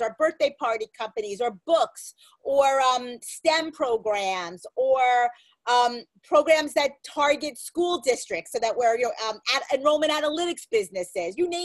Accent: Merrick, New York, United States; I'm from Merrick

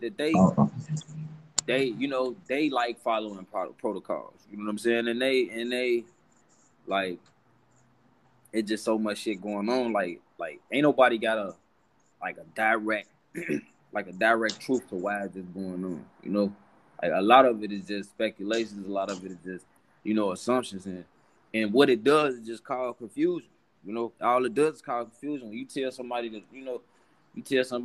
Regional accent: Chicago, Illinois, United States; I'm from Chicago

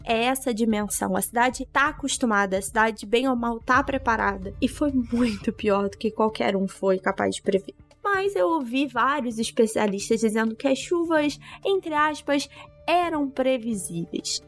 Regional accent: Petrópolis, Rio de Janeiro, Brazil; moved away as an adult; now in Rio de Janeiro, Brazil; a cidade onde eu cresci

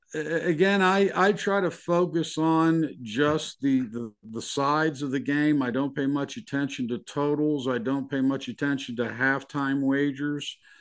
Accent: Pittsburgh, Pennsylvania, United States; moved away; I'm originally from Pittsburgh

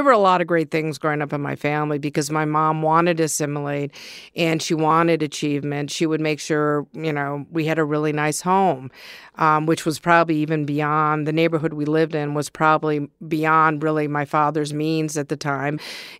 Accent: Ann Arbor, Michigan, United States; Growing up in Ann Arbor, I mean, basically, I remember as a kid, you know, being a little bit of a bully.

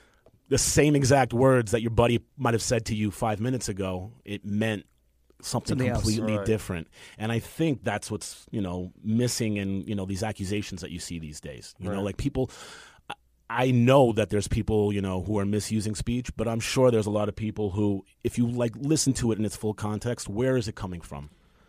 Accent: New York City, New York, United States; I grew up in Queens.

